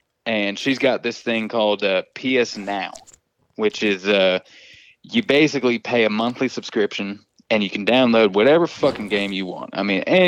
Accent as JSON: {"language": "English", "region": "Florida", "country": "United States", "moved": "yes", "said": "I'm originally from Florida"}